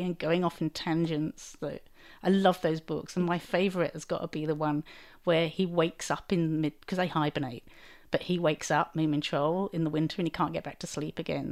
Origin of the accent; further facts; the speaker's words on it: Chelmsford, East of England, United Kingdom; my hometown of Chelmsford